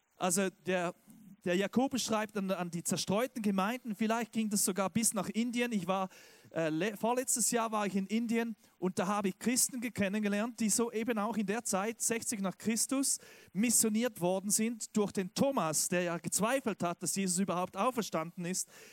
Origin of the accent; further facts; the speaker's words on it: Switzerland; now in Stuttgart, Germany; Ich bin ja Schweizer